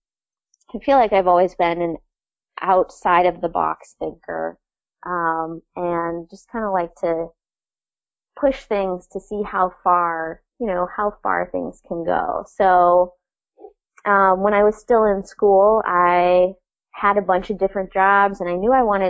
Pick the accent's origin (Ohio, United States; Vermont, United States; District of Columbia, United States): Vermont, United States; North Hero; also born or lived in New York City / Essex Junction; I grew up in North Hero, which is one of the Lake Champlain Islands.